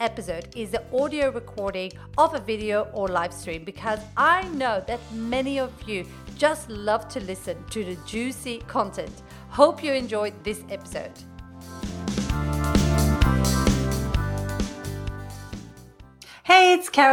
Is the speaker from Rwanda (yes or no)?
no; Belgium; moved away as an adult; now in Australia; I'm originally from Belgium, came to Australia